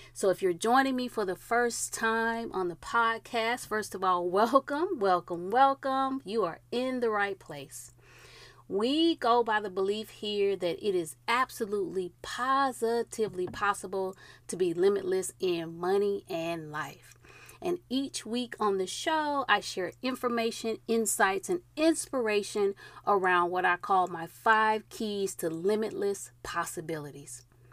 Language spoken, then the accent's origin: English; Georgia, United States; the great state of Georgia, my home state